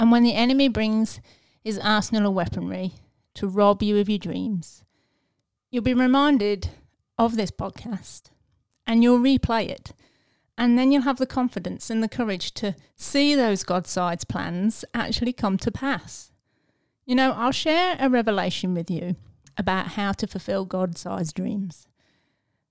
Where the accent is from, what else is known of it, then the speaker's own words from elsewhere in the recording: England, United Kingdom; I'm English